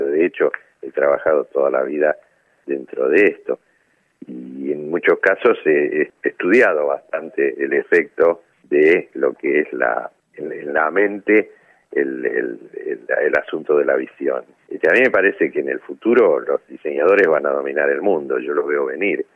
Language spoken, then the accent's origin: Spanish; Argentina